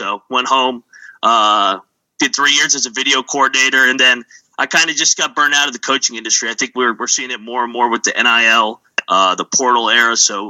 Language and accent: English; Fairfax, Virginia, United States; I grew up in the DMV. I'm from Fairfax, went to West Virginia years 2012 to 2016 as a student manager for Bob Huggins.